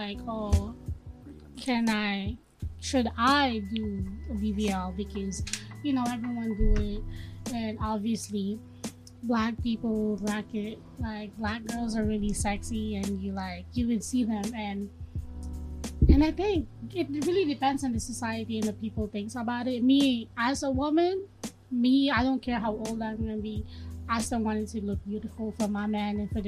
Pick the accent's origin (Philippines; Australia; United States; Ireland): Philippines; moved away; I'm from Philippines